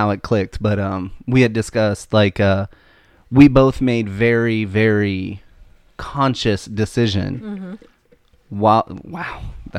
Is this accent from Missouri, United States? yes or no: yes; Missouri, United States; We're all from Missouri, though, the show me state.